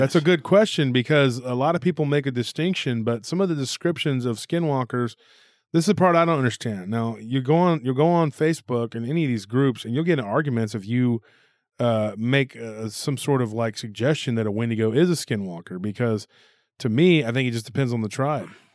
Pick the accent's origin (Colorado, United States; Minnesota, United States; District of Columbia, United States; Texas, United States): Texas, United States; Taylor; my hometown, from Taylor